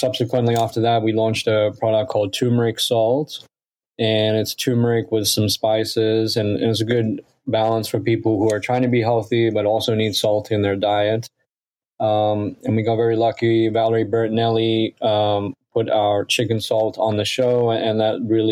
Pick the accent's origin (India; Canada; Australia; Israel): Australia; moved away; I grew up in Australia where chicken salt is a big phenomenon there